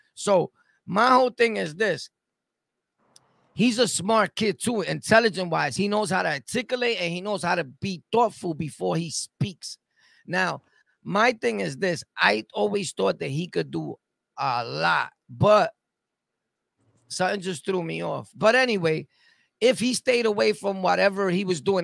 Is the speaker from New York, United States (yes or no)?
yes; New York City, New York, United States; I'm born and raised in Sunset Park, right? Brooklyn.